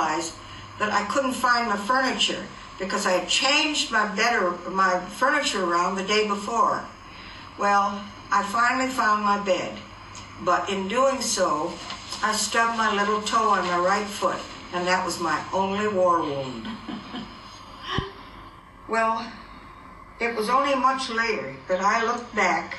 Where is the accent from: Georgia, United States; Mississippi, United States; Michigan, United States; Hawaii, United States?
Hawaii, United States; Wahiawa; my hometown called Wahiawa